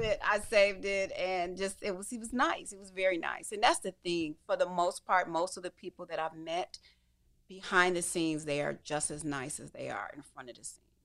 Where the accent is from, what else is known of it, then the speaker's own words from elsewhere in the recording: Detroit, Michigan, United States; I come from Detroit